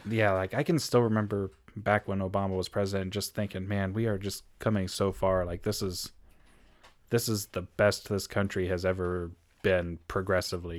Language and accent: English; United States; as an American